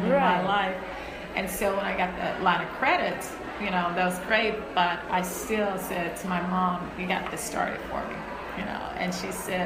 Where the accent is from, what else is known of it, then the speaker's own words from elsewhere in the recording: Huntsville, Alabama, United States; now in Texas, United States; I grew up in Huntsville, Alabama.